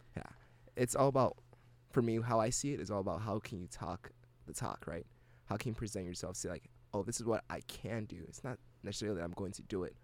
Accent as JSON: {"language": "English", "country": "Ghana", "first_language": "English", "moved": "yes", "lives_now": "United States", "said": "I'm from Ghana"}